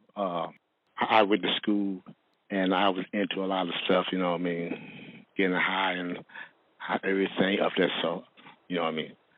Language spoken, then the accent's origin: English; Martin County, North Carolina, United States; I, am from um, Martin County. Uh, it is a small town of North Carolina